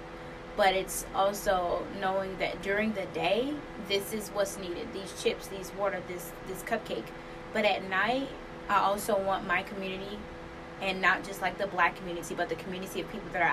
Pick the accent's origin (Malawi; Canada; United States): United States; Mississippi; I'm from Mississippi